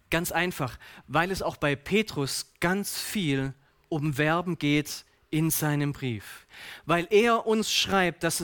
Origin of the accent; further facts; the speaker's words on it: Baden-Württemberg, Germany; So als Schwabe müssen wir manchmal Dinge vergeblich darin suchen